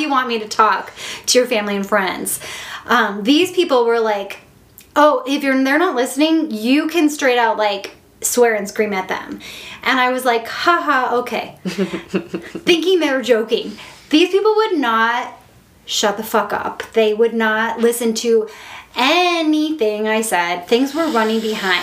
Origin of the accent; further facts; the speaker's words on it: Midwest, United States; I'm here like from the Midwest